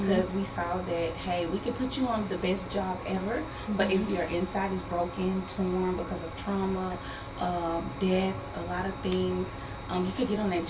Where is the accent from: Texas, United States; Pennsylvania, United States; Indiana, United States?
Texas, United States; Huntsville; I grew up in Huntsville, Texas, okay. Which is a small town, the home of Sam Houston State University.